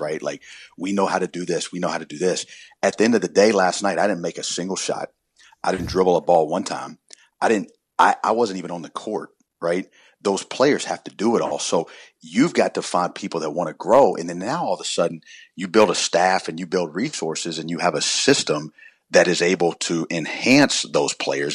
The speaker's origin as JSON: {"language": "English", "town": "Columbia", "region": "South Carolina", "country": "United States", "tie": "born or raised there", "said": "growing up, I grew up in South Carolina and Columbia"}